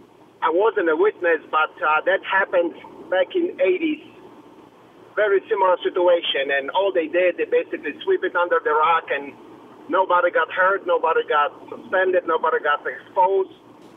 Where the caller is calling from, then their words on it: Poland; English is a second language; So I'm from Poland originally. I was Olympian for Poland in motor pentathlon.